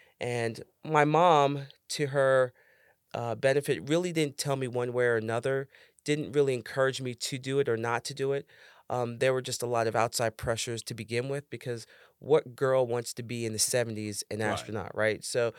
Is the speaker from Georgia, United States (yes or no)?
no; New York City, New York, United States; Growing up in the Bronx?